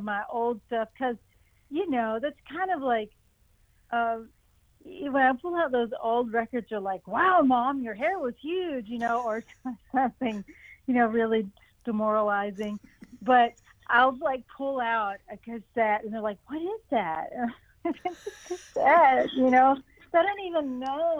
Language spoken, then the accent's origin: English; East Tennessee, United States; also born or lived in Ohio / North Carolina; I grew up in East Tennessee